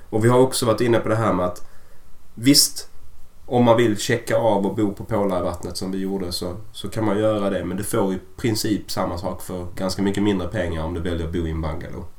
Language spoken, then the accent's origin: Swedish; Sweden; vi är ju svenskar